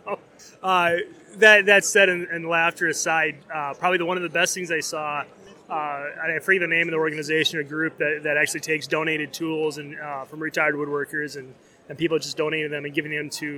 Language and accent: English; DeForest, Wisconsin, United States; I'm from DeForest, Wisconsin.